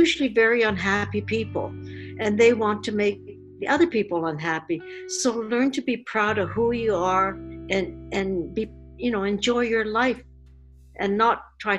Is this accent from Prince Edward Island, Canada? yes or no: no; Vancouver, British Columbia, Canada; I'm from Vancouver. And I was born in Vancouver, and my dad was born in North Vancouver, and he was born in 1916, and my mother came from Japan.